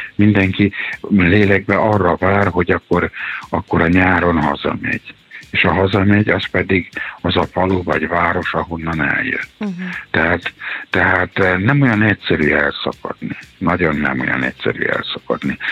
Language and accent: Hungarian; Subotica, Vojvodina, Serbia; moved away as an adult; now in Hungary; én is egy háború miatt vagyok itt, Szabadkán születtem, és a délszláv háború kapcsán jöttem át